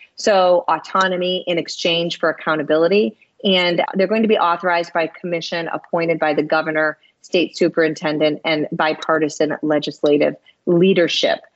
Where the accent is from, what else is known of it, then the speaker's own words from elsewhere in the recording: Michigan, United States; moved away; I was with family in my home state of Michigan